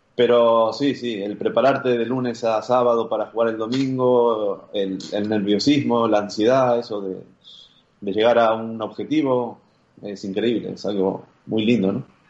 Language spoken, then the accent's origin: Spanish; Arroyo Seco, Santa Fe, Argentina; moved away as an adult; also born or lived in Madrid / Mérida; now in Mallorca, Spain; yo soy de Arroyo Seco, es una ciudad eh, de 35, 40 mil habitantes, está a 30 kilómetros de Rosario